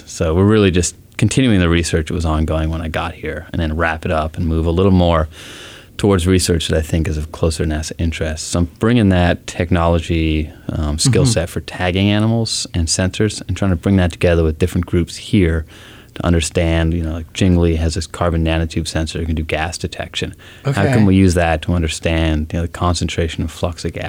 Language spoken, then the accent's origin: English; Portland, Oregon, United States; also born or lived in Seattle, Washington; now in California, United States; I grew up in Portland, Oregon